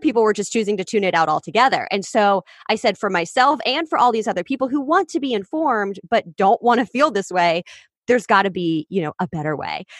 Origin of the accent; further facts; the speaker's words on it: Kansas City, Kansas, United States; moved away as an adult; also born or lived in Columbia, Missouri / Los Angeles; I grew up in Kansas City on the Kansas side.